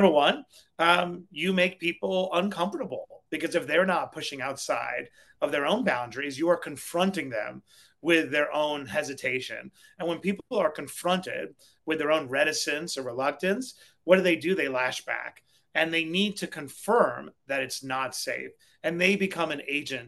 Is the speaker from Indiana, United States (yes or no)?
no; New York City, New York, United States; I lived on Springfield Boulevard